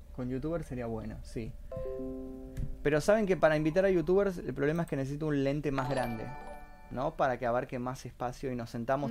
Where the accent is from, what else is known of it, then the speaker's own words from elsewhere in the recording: Temperley, Buenos Aires Province, Argentina; yo nací en Temperley. Barrio San José de Temperley